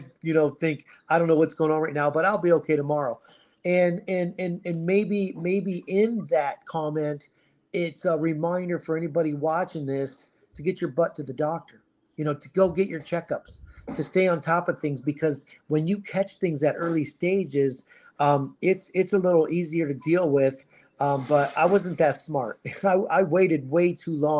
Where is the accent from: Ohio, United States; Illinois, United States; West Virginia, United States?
Ohio, United States; moved away as an adult; now in Scottsdale, United States; I was born in Ohio